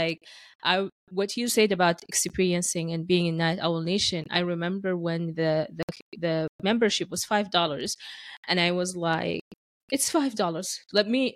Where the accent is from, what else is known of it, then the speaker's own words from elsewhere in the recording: Sudan; moved away as an adult; now in Canada; I am an immigrant who has been living in Canada for 11 years. My origin is from Sudan